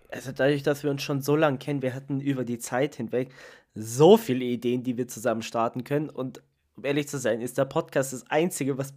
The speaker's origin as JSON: {"language": "German", "country": "Italy", "said": "ich meine, ich bin Italiener, aber für mich ist Tiefkühlpizza eigentlich kein Thema zum Essen."}